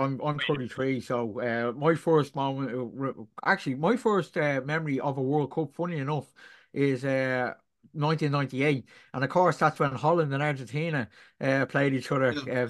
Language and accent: English; Ireland; Me being an Irishman